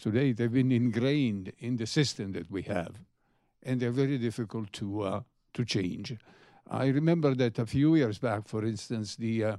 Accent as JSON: {"language": "English", "town": "Bethesda", "region": "Maryland", "country": "United States", "said": "from Bethesda."}